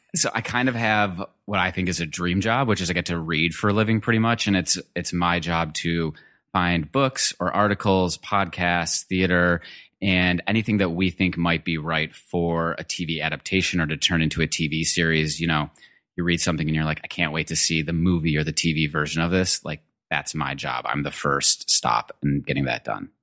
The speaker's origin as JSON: {"language": "English", "town": "Detroit", "region": "Michigan", "country": "United States", "tie": "born or raised there", "said": "I'm originally from Michigan. I grew up in a suburb in Detroit."}